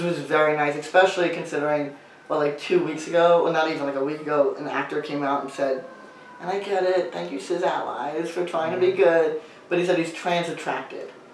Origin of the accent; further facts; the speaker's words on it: New York, United States; I grew up in New York